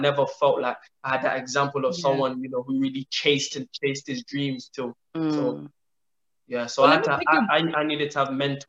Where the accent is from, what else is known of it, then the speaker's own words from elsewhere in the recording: Nigeria; And being a Nigerian, you know, we always have so many history of Nigerian players who made big money and today they're in Nigeria broke.